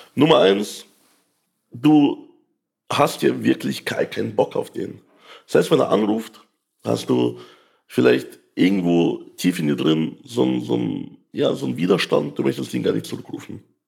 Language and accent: German; Ukraine; now in Germany; ich komme ja aus der Ukraine